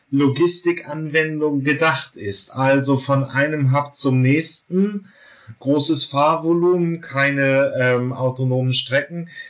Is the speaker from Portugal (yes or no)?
no; Germany; Aber da muss ich jetzt natürlich als Deutscher dann wirklich immer noch dieses Standardargument bringen.